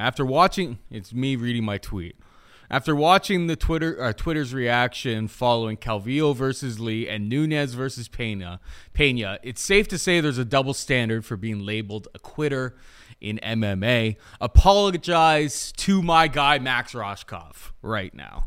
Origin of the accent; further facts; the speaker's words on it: Canada; as a Canadian